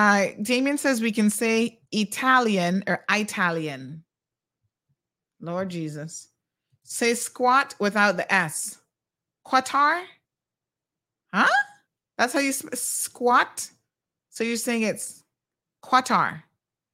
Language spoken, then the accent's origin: English; Cayman Islands